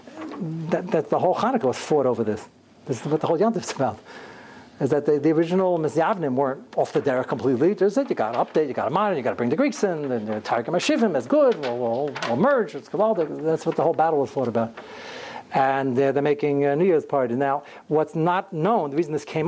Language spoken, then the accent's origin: English; United States; I'm fifth generation American, and before that, we're from Kovna